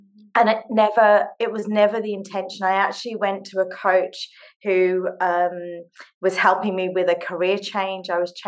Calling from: Sydney, New South Wales, Australia; I'm dialing in from Sydney, Australia. It's 11 o'clock at night here

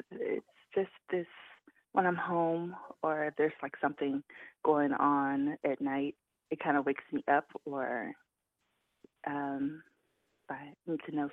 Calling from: Charlotte, North Carolina, United States

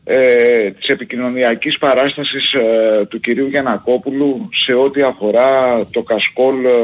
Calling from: Heraklion, Crete, Greece; Τηλεφωνώ από την πιο όμορφη από τις άσχημες πόλεις του κόσμου. … από το Ηράκλειο.

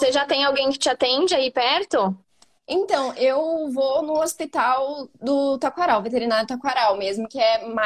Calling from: Campinas, São Paulo, Brazil; minha casa, mas eu falo de Campinas.

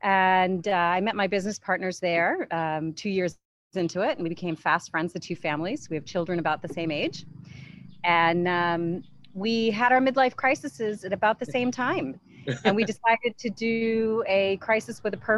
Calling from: Luang Prabang, Luang Prabang Province, Laos; I'm calling in from Luang Prabang, Lao, which is in Southeast Asia.

